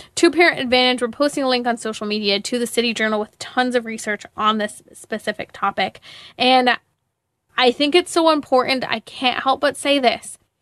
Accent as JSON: {"language": "English", "area": "Inland Empire", "region": "Southern California", "country": "United States", "tie": "born or raised there", "moved": "yes", "said": "I grew up in the Inland Empire in Southern California"}